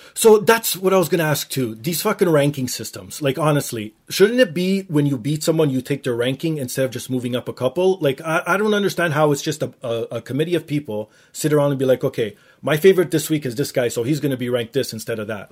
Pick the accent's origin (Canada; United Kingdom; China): Canada; Toronto, Ontario; I actually grew yeah. up downtown as well